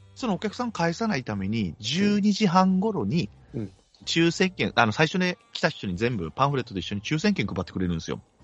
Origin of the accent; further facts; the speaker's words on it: Kagoshima, Japan; accent: Kagoshima dialect; 鹿児島弁が出ました